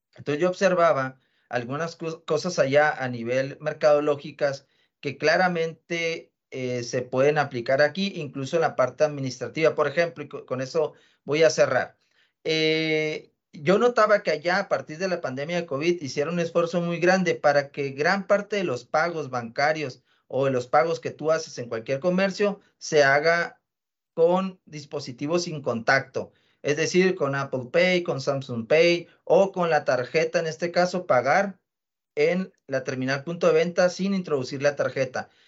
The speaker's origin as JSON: {"language": "Spanish", "region": "northern Mexico", "country": "Mexico", "said": "a nosotros como latinoamericanos y como mexicanos y norteños en particular"}